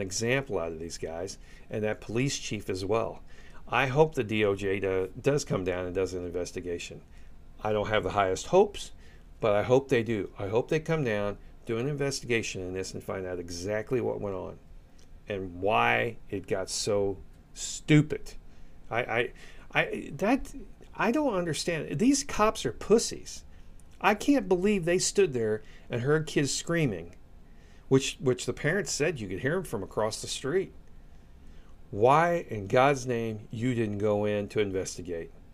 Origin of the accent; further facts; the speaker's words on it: United States; as an American